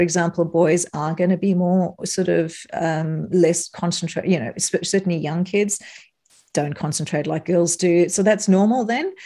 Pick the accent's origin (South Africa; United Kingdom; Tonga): South Africa; moved away as an adult; now in Australia; you might note, notice an accent. I'm from South Africa originally